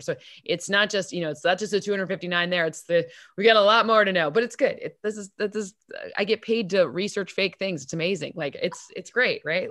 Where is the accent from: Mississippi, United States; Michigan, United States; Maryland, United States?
Michigan, United States; East Lansing; I'm from East Lansing